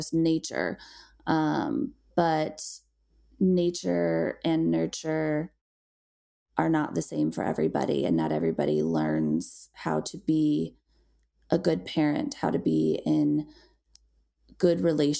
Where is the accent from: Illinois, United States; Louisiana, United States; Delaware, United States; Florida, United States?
Illinois, United States; moved away as an adult; now in Colorado, United States; I was raised in Illinois.